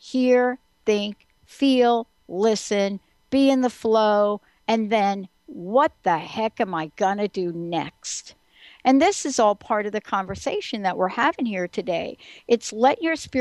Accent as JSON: {"language": "English", "region": "East Coast", "country": "United States", "said": "I'm from the East Coast."}